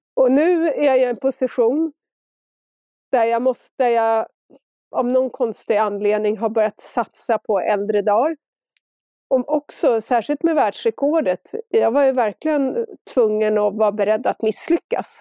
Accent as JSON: {"language": "Swedish", "town": "Stockholm", "region": "Stockholm County", "country": "Sweden", "tie": "born or raised there", "moved": "as an adult", "lives_now": "Engelsfors, Sweden", "said": "efter att ha bott i Stock Stockholm precis hela mitt liv"}